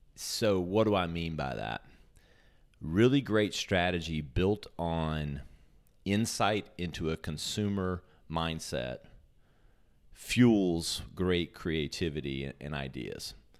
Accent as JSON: {"language": "English", "town": "Greenville", "region": "South Carolina", "country": "United States", "tie": "born or raised there", "also_born_or_lived": "New York", "said": "I'm from Greenville, born and raised"}